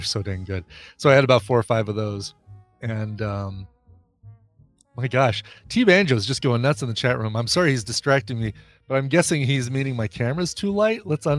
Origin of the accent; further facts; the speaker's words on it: Denver area, Colorado, United States; having lived in Colorado all my life and in the Denver area